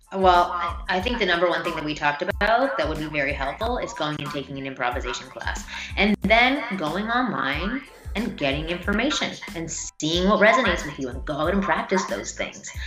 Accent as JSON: {"language": "English", "town": "Toronto", "region": "Ontario", "country": "Canada", "moved": "as an adult", "lives_now": "United States", "said": "I'm from Toronto originally"}